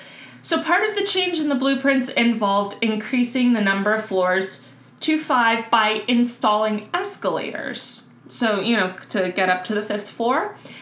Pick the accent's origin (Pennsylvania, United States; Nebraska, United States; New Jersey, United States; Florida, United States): Florida, United States; Miami; I am from Miami.